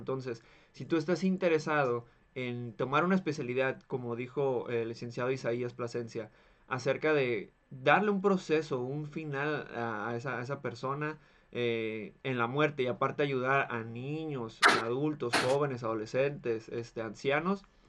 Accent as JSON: {"language": "Spanish", "country": "Mexico", "said": "somos mexicanos"}